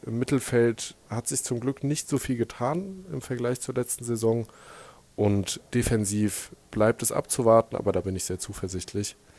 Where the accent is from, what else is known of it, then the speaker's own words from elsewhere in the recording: Frankfurt am Main, Hesse, Germany; now in Berlin, Germany; Ich als gebürtiger Frankfurter, und hier in Berlin muss man das ja dazu sagen, Frankfurter vom Main